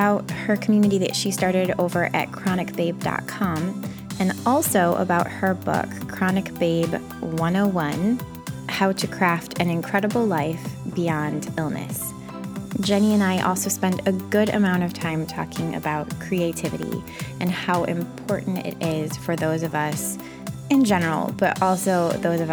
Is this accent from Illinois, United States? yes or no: yes; Rockford, Illinois, United States; I'm from Rockford, right?